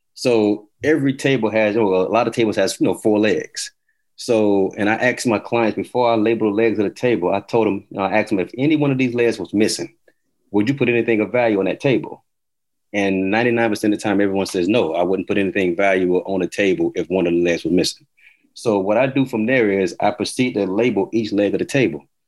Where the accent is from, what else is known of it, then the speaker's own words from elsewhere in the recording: Atlanta, Georgia, United States; moved away; also born or lived in Miami, Florida / Elizabeth City, North Carolina / Montgomery, Alabama; I'm originally from Atlanta, Georgia